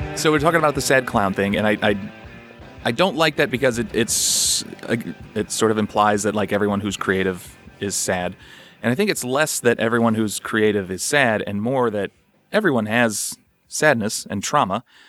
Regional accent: St. Louis, Missouri, United States; I'm from the Midwest as well, Saint Louis area

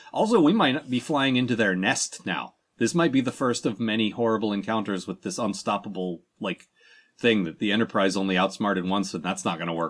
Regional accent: Maryland, United States; we're from Maryland.

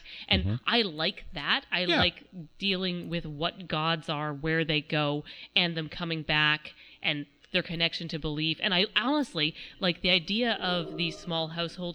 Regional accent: Canada; being Canadian

